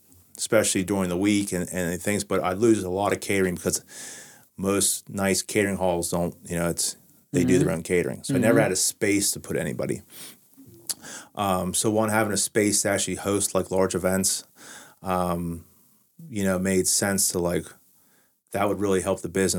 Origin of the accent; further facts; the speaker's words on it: Wheeling, West Virginia, United States; we used to drive to Pittsburgh, we're from Wheeling.